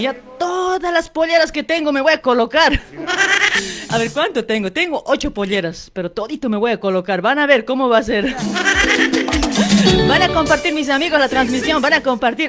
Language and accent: Spanish; Luribay, La Paz, Bolivia; now in Argentina; yo soy de Luribay